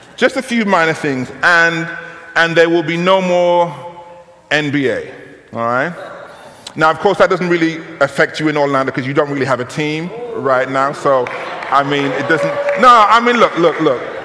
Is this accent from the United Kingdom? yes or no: yes; United Kingdom; I'm from Great Britain.